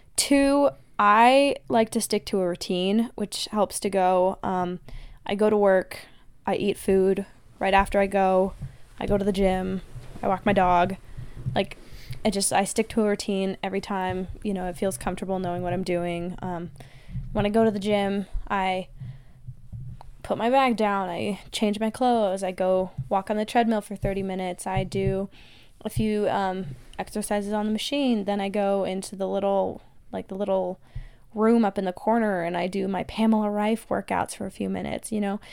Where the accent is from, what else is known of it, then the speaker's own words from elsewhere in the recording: United States; accent: American; they heard my accent and ran. Um, Germans, they were like, "Oh my God, you're American.